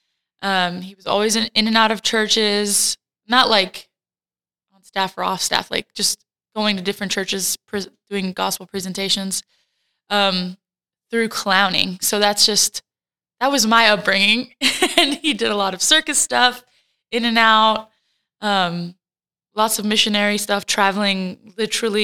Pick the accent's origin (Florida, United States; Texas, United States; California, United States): Texas, United States; Fort Worth; also born or lived in Puerto Rico; my parents moved to the States when I was a wee little baby, so that they could pursue getting a master's. So they came and they stayed at Fort Worth, Texas, and that's kind of where I grew up, in Texas.